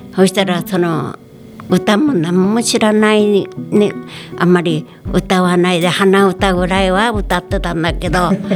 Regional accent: Makubetsu, Hokkaido, Japan; 88歳です出身地は幕別町です

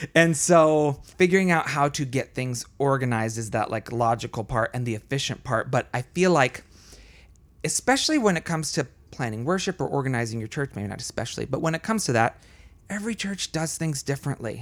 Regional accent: Florida, United States; also born or lived in Colombia; in second grade or so, we moved to Florida. And so I grew up mostly in Florida

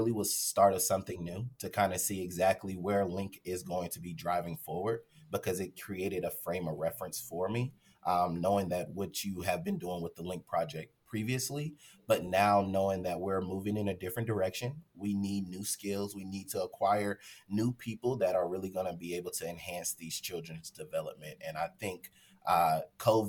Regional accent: Charlotte, North Carolina, United States; moved away as an adult; now in Fort Worth, United States; I'm originally from Charlotte, North Carolina.

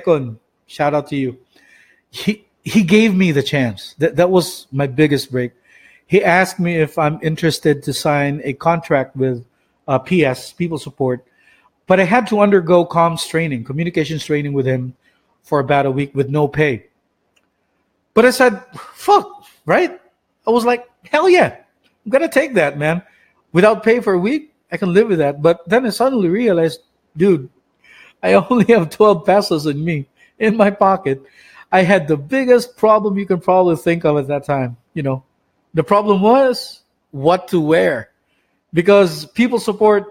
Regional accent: Philippines; moved away; from Sibunga, my hometown.

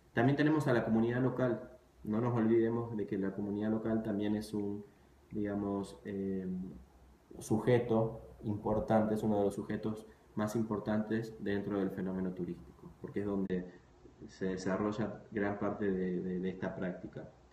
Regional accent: Argentina; moved away; yo, soy, argentino, pero viví algunos años en otras ciudades del, país y del mundo

